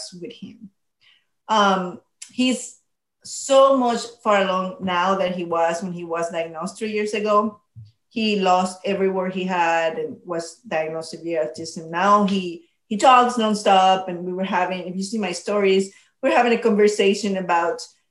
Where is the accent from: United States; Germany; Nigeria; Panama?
Panama; moved away; I grew up in Panama